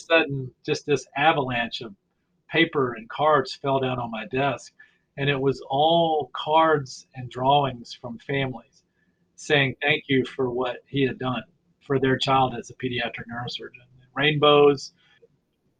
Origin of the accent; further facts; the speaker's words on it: Mississippi, United States; accent: Southern; I was from Mississippi, and he would make fun of my accent. I'm a Southern neurosurgeon